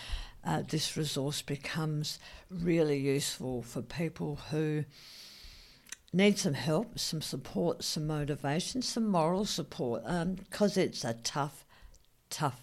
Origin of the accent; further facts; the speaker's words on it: South Australia, Australia; I'm South Australian